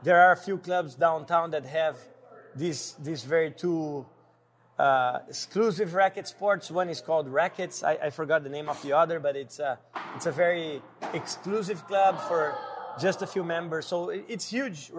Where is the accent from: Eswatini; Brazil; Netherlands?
Brazil; now in Chicago, United States; I grew up playing tennis in Brazil.